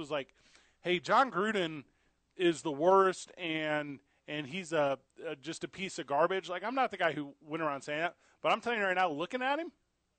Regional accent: Illinois, United States; also born or lived in Missouri; Because I'm from Illinois. I'm from Missouri.

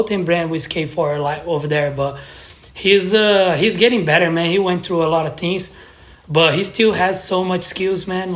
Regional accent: São José dos Campos, São Paulo, Brazil; moved away; also born or lived in Curitiba; I grew up in São José dos Campos, which is a city like 1 hour from São Paulo.

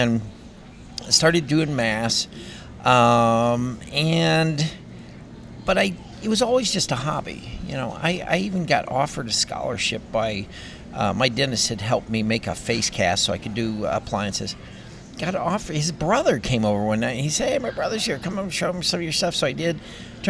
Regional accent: Long Grove, Illinois, United States; I was just a goofy kid growing up in Long Grove, Illinois

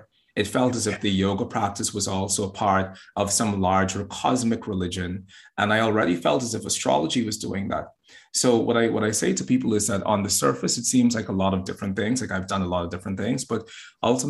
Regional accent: Bahamas; now in Boston, United States; I'm originally from the Bahamas. I'm in Boston at the moment.

